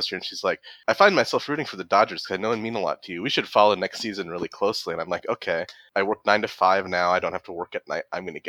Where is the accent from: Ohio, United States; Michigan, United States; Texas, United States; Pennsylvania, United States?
Michigan, United States; now in Nebraska, United States; I live in Nebraska. I'm originally from Michigan.